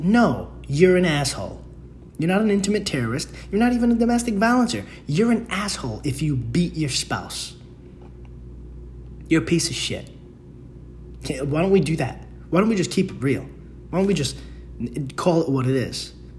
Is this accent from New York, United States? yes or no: yes; Bronx, New York, United States; now in Queens, United States; Dude, I came from the Bronx and I was like, oh, it's just the Bronx thing because of the quality of people. Came to Queens.